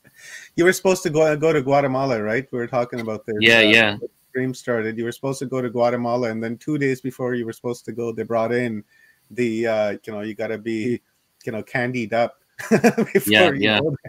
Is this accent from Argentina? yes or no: no; Canada; yeah, I'm a Canadian citizen anyhow, so you know they can't bother me all that much